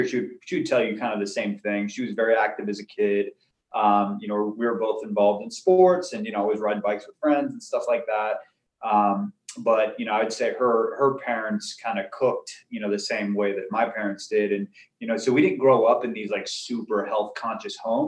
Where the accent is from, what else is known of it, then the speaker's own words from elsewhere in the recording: Arizona, United States; also born or lived in California; I was born in California. I lived there just until I was about 5 years old. And then I moved to Arizona